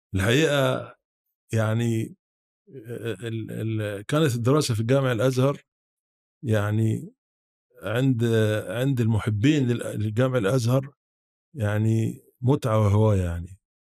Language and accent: Arabic; Hurbeit, Sharqia, Egypt; moved away; انا اصلا من محافظه الشرقيه من آه قريه تبع مركز وكبير اسمها هربيط